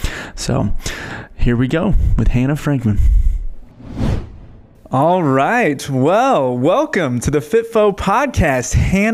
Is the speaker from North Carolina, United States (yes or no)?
no; Northern California, United States; I'm from Northern California